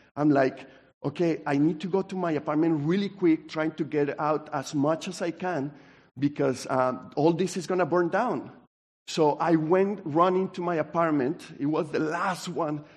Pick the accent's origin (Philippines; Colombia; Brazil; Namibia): Colombia; now in United States; I grew up in Colombia